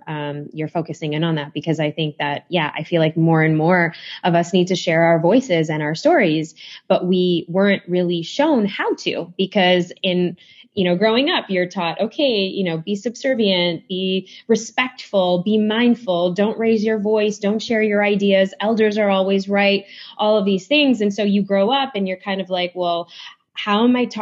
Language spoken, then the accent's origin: English; Chicago, Illinois, United States; I grew up in Chicago